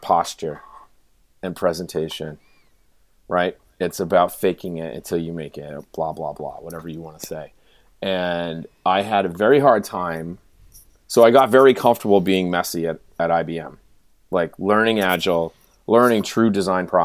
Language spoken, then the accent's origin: English; Boston, Massachusetts, United States; growing up in Boston